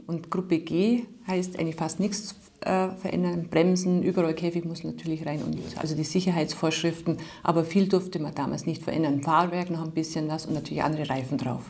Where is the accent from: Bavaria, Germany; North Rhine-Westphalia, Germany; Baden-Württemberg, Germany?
Bavaria, Germany; Bad Bayersoien; aus Bad Bayersäulen, wo ich herstamme